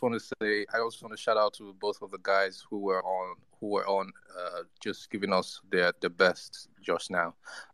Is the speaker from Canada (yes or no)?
no; Niger Delta, Nigeria; I'm from Nigeria, by the way. I'm from the Niger Delta